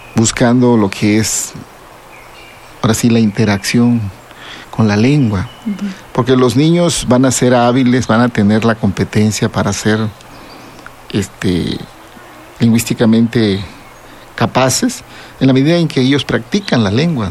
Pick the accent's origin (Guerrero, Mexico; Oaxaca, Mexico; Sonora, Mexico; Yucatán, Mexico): Oaxaca, Mexico; Zapotec; first language Zapotec; Spanish is a second language; para nosotros los zapotecas, la poesía está presente ahí en nuestra lengua